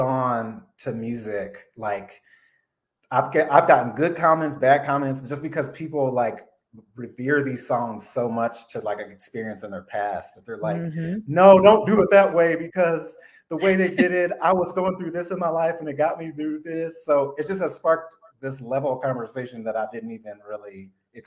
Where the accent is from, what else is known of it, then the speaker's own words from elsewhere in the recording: Omaha, Nebraska, United States; now in Los Angeles, United States; I was born in Omaha, Nebraska. So I was involved in the middle of the country